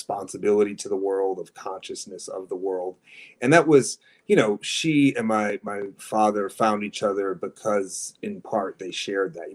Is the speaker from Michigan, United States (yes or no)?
yes; Dearborn, Michigan, United States; I grew up literally across the street from Detroit proper in Dearborn, Michigan, which is a kind of big working class Arab American enclave